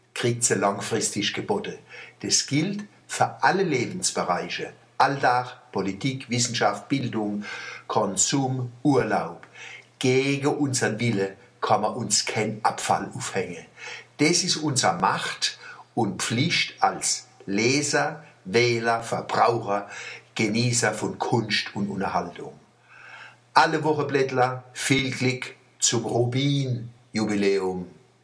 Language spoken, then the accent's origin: German; Wallstadt, Baden-Württemberg, Germany; Bei uns in Wallstadt